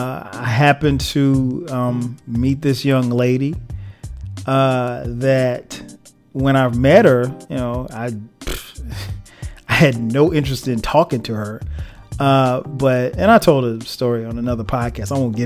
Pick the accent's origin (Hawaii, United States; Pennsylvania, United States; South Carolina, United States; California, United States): South Carolina, United States; Florence; also born or lived in Newark, New Jersey; I wasn't born in South Carolina. I was born in New Jersey, Newark, to be exact. That's my dad's side of the family's from. But we moved to Florence when I was like three.